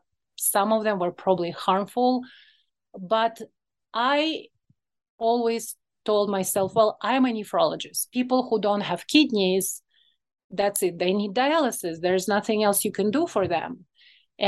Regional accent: Moscow, Russia; English is a second language; moved away as an adult; now in Chicago, United States; So I was born in Moscow, Russia. Well, at that time it was USSR.

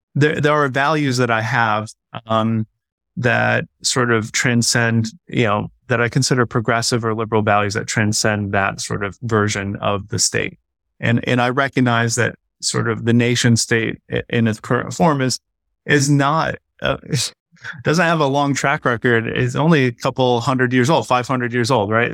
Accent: United States; as an American

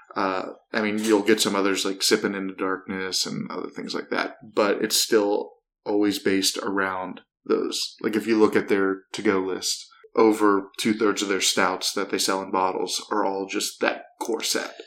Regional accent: outside of Akron, Ohio, United States; I am from Ohio, so like it's, and I grew up about a half hour, 45 minutes outside of Akron

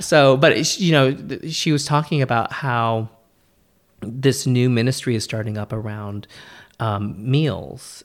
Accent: California, United States; me being Californian

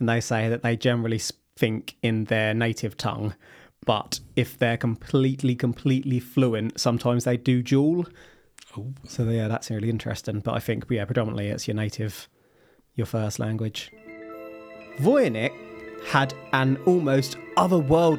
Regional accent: England, United Kingdom; I am English.

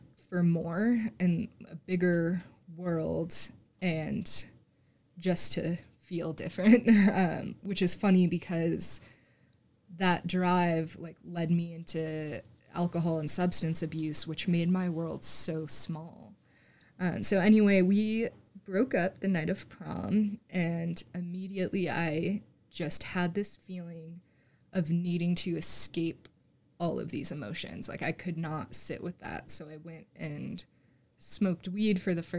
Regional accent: Scranton, Pennsylvania, United States; moved away as an adult; also born or lived in Fort Collins, Colorado; now in Denver, United States; I grew up in Pennsylvania, a little suburb outside of Scranton

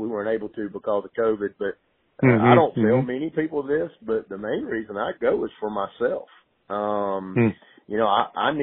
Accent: Greenwood, South Carolina, United States; moved away as an adult; also born or lived in Clemson, South Carolina; I was born and raised in Greenwood, South Carolina

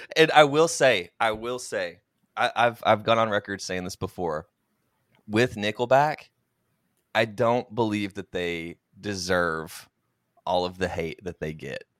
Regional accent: Oklahoma, United States; moved away; so I'm originally from Oklahoma, went to the University of Oklahoma

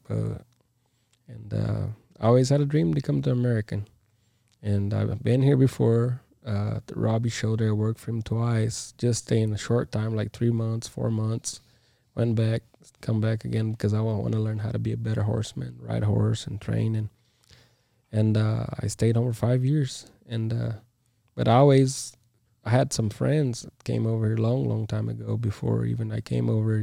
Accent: Brazil; now in United States; I'm from Brazil.

